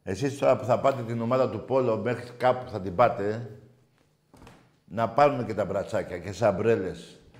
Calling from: Moschato, Attica, Greece; από το Μοσχάτο. Έχουμε ξαναμιλήσει πολλές φορές.

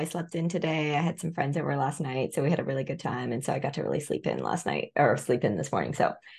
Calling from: Seattle, Washington, United States; I'm Pacific, I'm in Seattle right now.

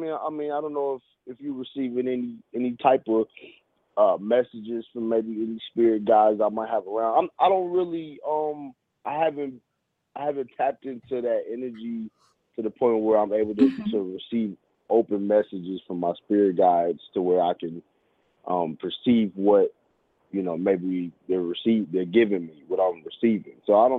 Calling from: Kansas City, Missouri, United States; I'm calling from Kansas City.

